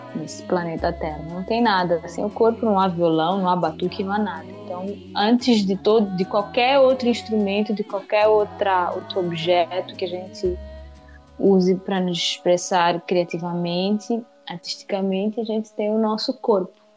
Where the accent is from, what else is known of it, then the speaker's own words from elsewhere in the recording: Mozambique; moved away as an adult; now in São Paulo, Brazil; mas eu sou moçambicana